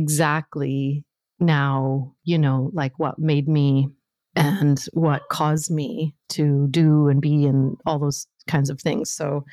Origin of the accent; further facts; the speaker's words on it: Northern Canada, Canada; So I grew up in Northern Canada, and there I was, this, you know, super shy, sensitive little white girl growing up in the North